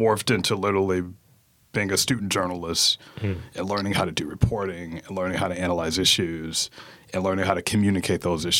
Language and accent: English; Atlanta, Georgia, United States; also born or lived in Pittsburgh; now in Baltimore, United States; grew up in Atlanta. And I mean, obviously, when people say Atlanta, it's like the whole metro, right? So I grew up in what is DeKalb County, very middle-class black area.